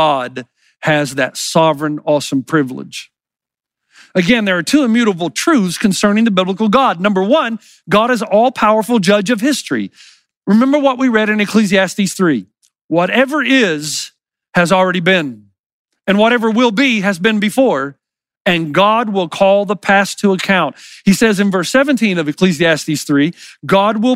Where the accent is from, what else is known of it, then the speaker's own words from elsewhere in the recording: the South, United States; I grew up in the South